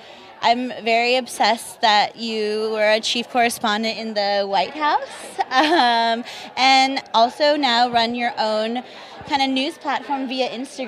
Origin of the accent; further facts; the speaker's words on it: Los Angeles, California, United States; I grew up in the San Fernando Valley here